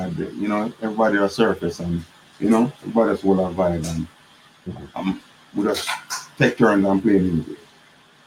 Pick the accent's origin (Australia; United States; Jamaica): Jamaica; Kingston; where I come from Waterhouse.